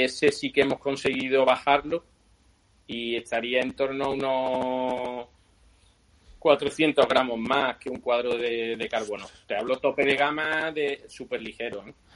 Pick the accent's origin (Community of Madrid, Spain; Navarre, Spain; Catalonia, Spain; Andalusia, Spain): Andalusia, Spain; Seville; now in A Coruña, Spain; notaréis por mi acento que no soy, no soy de aquí de Galicia, soy de Sevilla